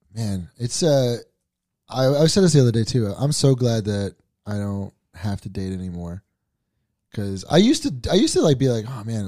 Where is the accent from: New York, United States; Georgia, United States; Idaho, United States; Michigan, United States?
New York, United States; New York City; I'm from Staten Island